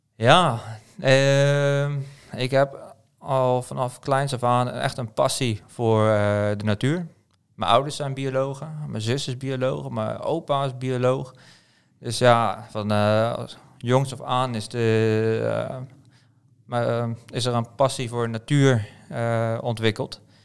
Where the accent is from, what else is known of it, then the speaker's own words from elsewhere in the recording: Pijnacker, South Holland, Netherlands; moved away as an adult; now in Norway; oorspronkelijk kom ik dus uit Nederland, geboren getogen in Pijnakken bij, bij Delft.